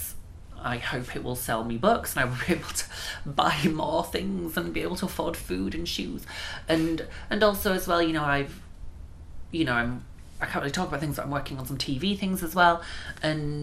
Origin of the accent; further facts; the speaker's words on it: Bradford, Yorkshire and the Humber, United Kingdom; I'm from Bradford.